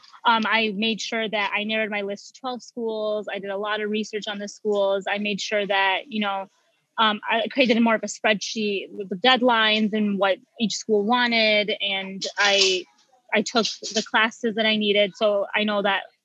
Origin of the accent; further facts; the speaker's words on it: Michigan, United States; I was born and raised in Michigan